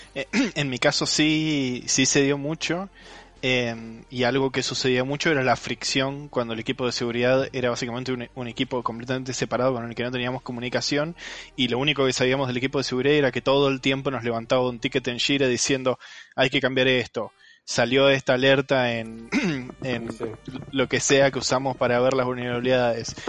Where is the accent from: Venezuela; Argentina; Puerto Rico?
Argentina; soy de Argentina